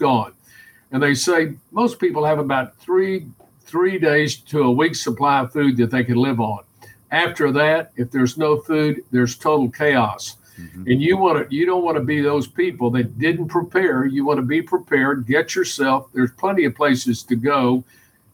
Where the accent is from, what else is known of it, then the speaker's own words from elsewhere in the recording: Houston, Texas, United States; I grew up in Houston, Texas